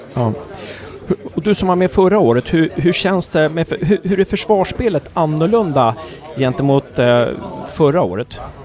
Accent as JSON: {"language": "Swedish", "town": "Uppsala", "region": "Uppsala County", "country": "Sweden", "said": "jag är från Uppsala också"}